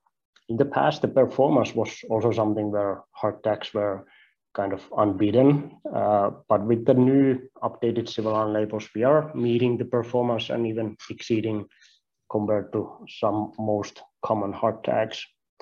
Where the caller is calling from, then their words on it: Finland; don't worry, I'm not going to ask you to try my last name. It's difficult even for some Finnish people, so I'm calling in from Finland.